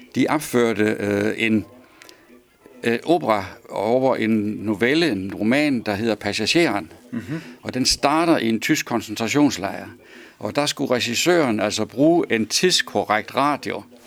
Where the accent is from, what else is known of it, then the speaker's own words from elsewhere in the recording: Svendborg, Southern Denmark, Denmark; det er fra Lauritsen Søfartsskole i Svendborg. Mm-hmm. Der, var, der er jeg født. Det var mit barndomshjem